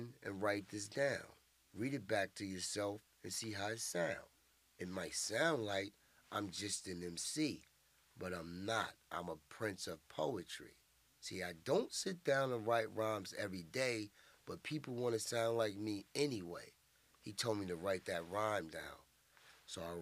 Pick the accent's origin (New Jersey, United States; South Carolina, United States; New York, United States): New York, United States; Central Islip; also born or lived in Roosevelt, Long Island, New York; I'm from Central Islip, Long Island